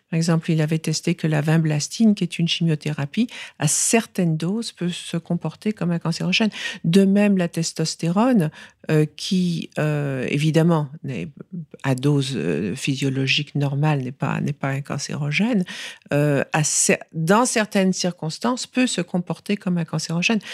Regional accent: France; moved away; also born or lived in New York, United States; Et donc j'ai grandi en France, j'ai fait toutes mes études en France

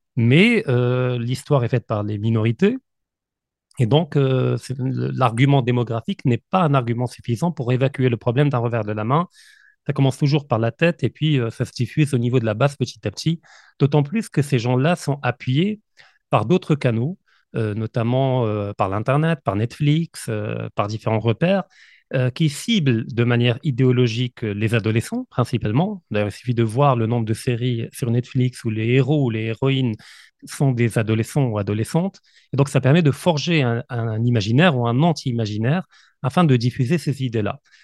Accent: Morocco; je suis marocain, effectivement, euh, mais je suis également de nationalité russe

